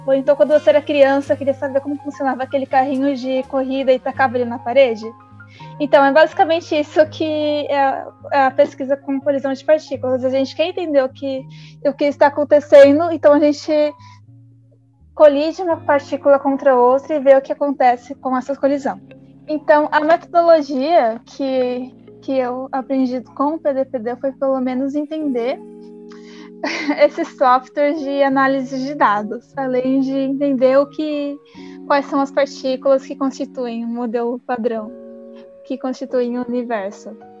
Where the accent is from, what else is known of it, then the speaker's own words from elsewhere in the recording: São Paulo, Brazil; Eu também sou de São Mateus